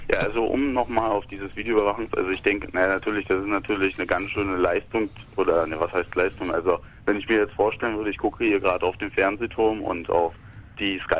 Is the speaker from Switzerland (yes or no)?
no; Russia; German is a second language; ich bin Russe, ich bin selber Ausländer, ich habe